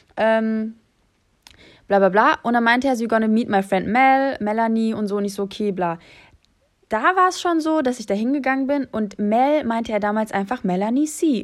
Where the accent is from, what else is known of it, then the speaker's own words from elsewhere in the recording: Germany; ich bin aus Deutschland